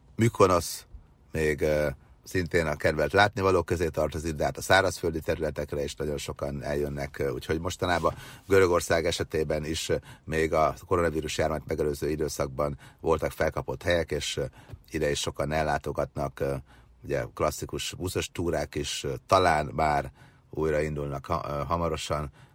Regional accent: Győr-Moson-Sopron, Hungary; a bucsukban szocializálódtam annak idején gyerekkorom vagy Őrsopron, Moson megyében, akkor még csak Győrsopron megye volt

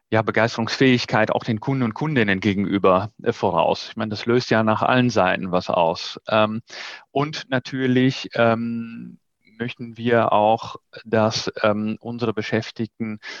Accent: Netherlands; born there; German is a second language; ich bin ja gebürtige Niederländer und habe noch Familie dort

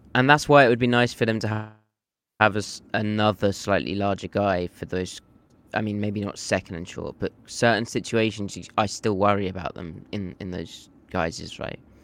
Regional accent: United Kingdom; This is how I talk. I'm from Britain.

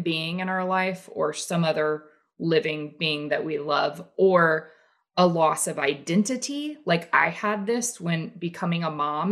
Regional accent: the South, United States; growing up in the South and the Bible Belt

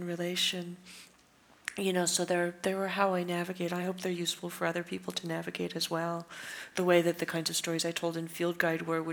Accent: California, United States; I'm a Californian, and that sense of space does inform my work

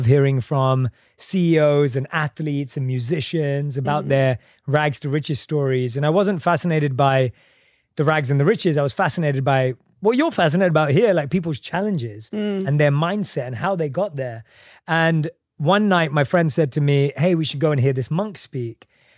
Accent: London, United Kingdom; Born and raised in London.

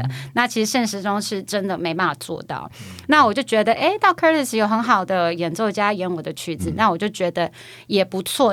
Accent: Taiwan; moved away as an adult; also born or lived in New York, United States / Philadelphia, United States; 我从小在台湾音乐圈

